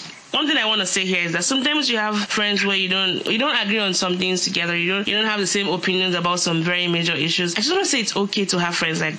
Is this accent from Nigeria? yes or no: yes; Nigeria; moved away; also born or lived in United States; I had that carryover effect of Christianity from my parents and growing up in Nigeria, where you were either Christian or Muslim or nothing else. And then moving to the US, where it was so secular